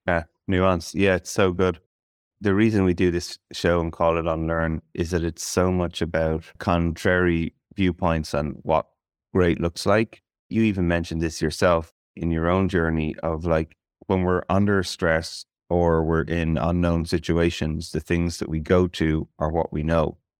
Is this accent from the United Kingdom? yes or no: no; Ireland; as an Irish person